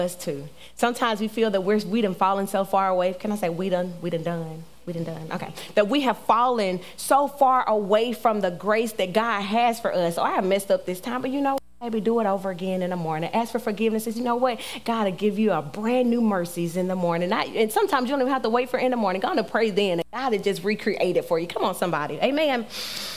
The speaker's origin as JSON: {"language": "English", "town": "Winona", "region": "Mississippi", "country": "United States", "said": "from Winona, Mississippi"}